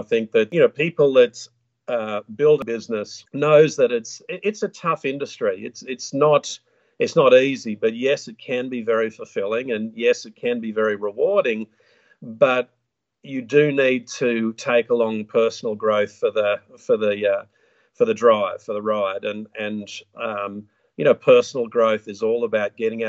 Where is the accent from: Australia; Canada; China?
Australia; I live in a small town just west of Brisbane in the Sunshine State of Queensland.